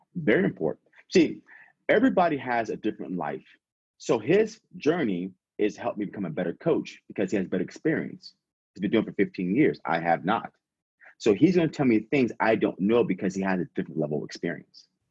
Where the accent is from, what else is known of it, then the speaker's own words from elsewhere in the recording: San Diego, California, United States; also born or lived in Las Vegas / Silicon Valley; I'm born and raised in California. I'm from San Diego originally